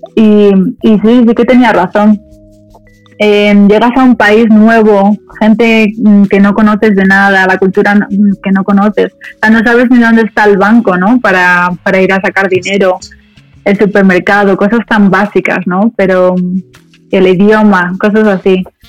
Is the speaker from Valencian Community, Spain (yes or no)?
no; Madrid, Community of Madrid, Spain; also born or lived in Dominican Republic; me considero más española que dominicana porque em, porque me he criado en España a los cinco años, nos mudamos todos a, Madrid